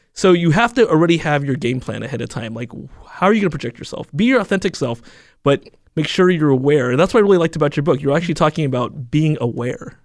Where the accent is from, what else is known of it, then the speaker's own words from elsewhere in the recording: Alameda, California, United States; my hometown, Alameda